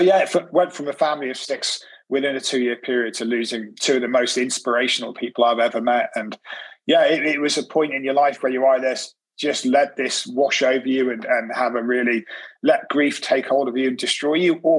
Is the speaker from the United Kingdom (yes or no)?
yes; Cornwall, South West England, United Kingdom; also born or lived in Liverpool; And we moved down to Cornwall when we were five. Beautiful place.